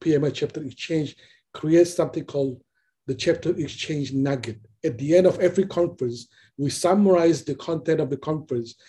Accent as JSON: {"language": "English", "country": "Indonesia", "moved": "yes", "lives_now": "Seattle, United States", "said": "I came from Indonesia"}